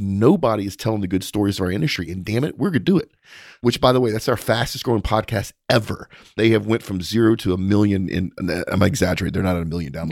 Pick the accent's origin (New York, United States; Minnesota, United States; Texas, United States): Texas, United States; as a Texan